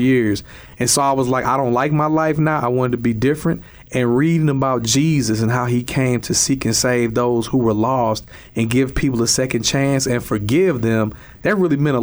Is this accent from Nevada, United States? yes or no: no; East St. Louis, Illinois, United States; I grew up in East St. Louis, Illinois, in an all-black area